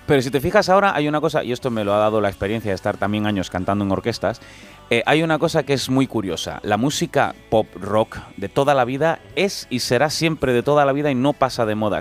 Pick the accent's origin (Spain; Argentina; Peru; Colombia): Spain; Galicia; encima eran gallegos y eran de mi pueblo